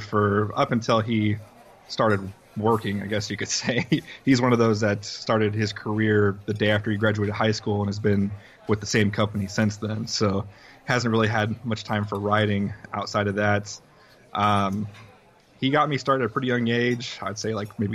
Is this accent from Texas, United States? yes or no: yes; West Texas, United States; moved away as an adult; now in San Antonio, United States; When I was 18, I believe, I moved here to San Antonio from West Texas